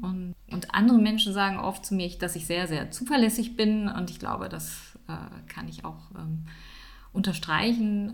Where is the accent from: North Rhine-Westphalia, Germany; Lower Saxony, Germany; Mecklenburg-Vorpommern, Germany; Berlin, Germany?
North Rhine-Westphalia, Germany; Düsseldorf; moved away as an adult; now in Siebengebirge, Germany; bin ursprünglich aus Düsseldorf, wohne jetzt aber im schönen, sozusagen Siebengebirge bin ich beheimatet, schon seit gut 20 Jahren